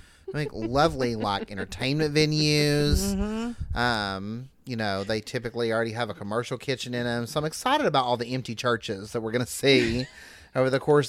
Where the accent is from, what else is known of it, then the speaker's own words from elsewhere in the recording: Southern Appalachia, United States; as a queer person growing up in Southern Appalachia, even if I had not grown up in a Christian household where we went to church on Wednesday night and Sunday morning, you still receive the message if you grow up here